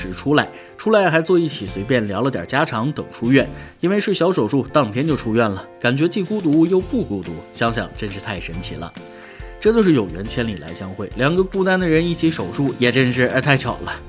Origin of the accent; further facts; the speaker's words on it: Jiangnan, China; 当然，我家乡是江南，有非常广阔的湖。